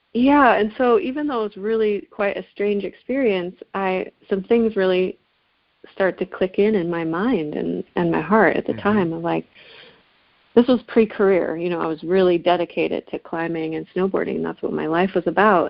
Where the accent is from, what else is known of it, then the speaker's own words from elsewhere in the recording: Seattle, Washington, United States; I was born in Seattle, actually